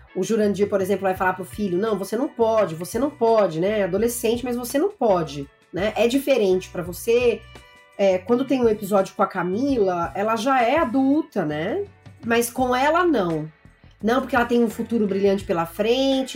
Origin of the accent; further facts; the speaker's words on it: interior of São Paulo, Brazil; eu sou de uma cidade do interior de São Paulo